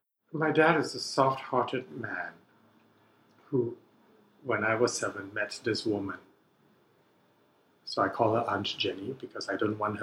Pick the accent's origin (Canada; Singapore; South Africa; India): Singapore; So I grew up in Singapore to English educated parents.